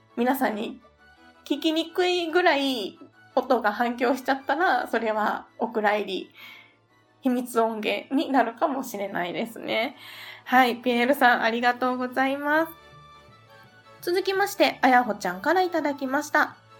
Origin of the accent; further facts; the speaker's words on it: Kansai, Japan; 私も関西出身